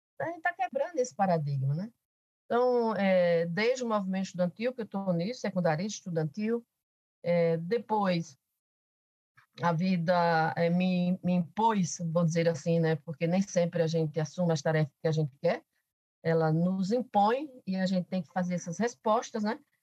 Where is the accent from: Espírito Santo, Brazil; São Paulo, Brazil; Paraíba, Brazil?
Paraíba, Brazil; Alto Sertão da; sotaque é revelador, eu sou paraibana, eu nasci no Alto Sertão da Paraíba